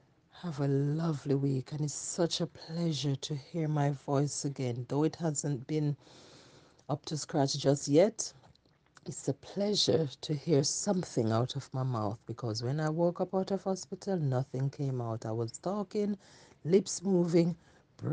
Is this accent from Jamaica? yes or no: yes; Jamaica; moved away; when I was growing up in Jamaica, we serve one God